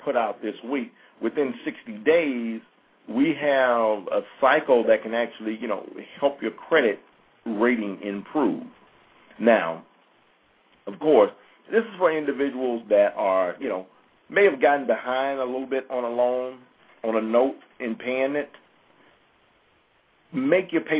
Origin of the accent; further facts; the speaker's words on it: near Jackson, Mississippi, United States; That's near my hometown